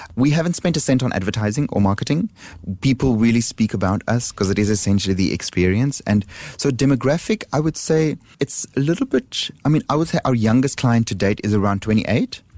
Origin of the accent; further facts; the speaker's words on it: Johannesburg, Gauteng, South Africa; now in Singapore; Johannesburg, which is my hometown